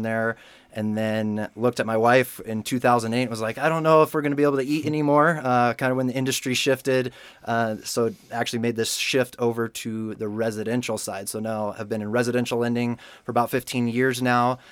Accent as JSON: {"language": "English", "town": "Denver", "region": "Colorado", "country": "United States", "tie": "born or raised there", "also_born_or_lived": "California", "said": "I was born and raised in Denver, so Colorado native"}